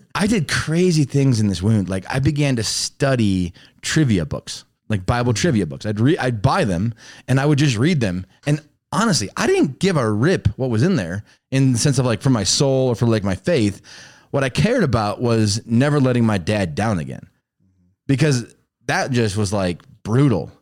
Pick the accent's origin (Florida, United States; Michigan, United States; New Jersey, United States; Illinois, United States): Illinois, United States; Chicago; also born or lived in Texas; We were in the city of Chicago